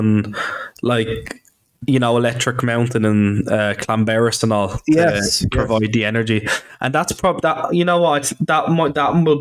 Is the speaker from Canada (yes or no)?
no; Ireland; now in Bangor, United Kingdom; I'm actually Irish